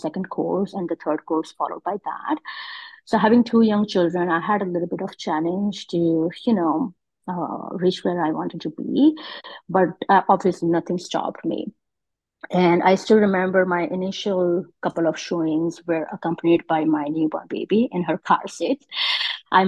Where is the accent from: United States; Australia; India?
India; moved away as an adult; now in Canada; I migrated in Canada about 18 years ago, and I'm originally from India